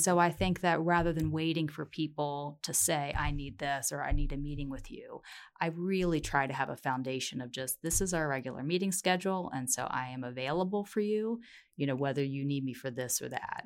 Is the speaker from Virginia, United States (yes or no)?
yes; Virginia, United States; now in Colorado, United States; I was born in Virginia, but Colorado is my home at heart